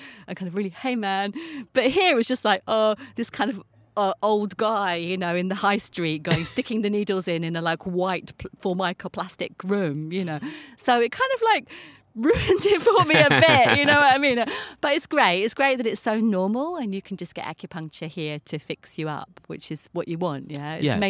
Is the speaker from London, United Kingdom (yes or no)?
yes; London, United Kingdom; moved away as an adult; now in Japan; Well, I'm …. I'm originally from London. I've been here about 30 years. I came here just like kind of backpacking and holiday